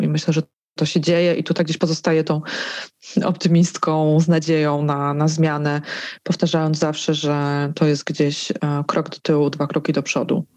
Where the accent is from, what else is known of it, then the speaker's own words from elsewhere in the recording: Żywiec, Silesian Voivodeship, Poland; moved away; Moje rodzinne miasto, 30-tysięczny żywiec, zawsze miałam o nim poczucie, że dość konserwatywne.